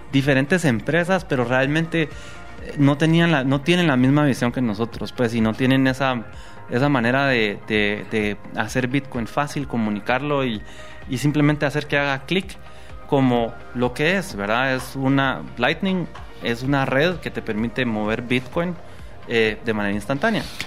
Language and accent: Spanish; Guatemala; como guatemaltecos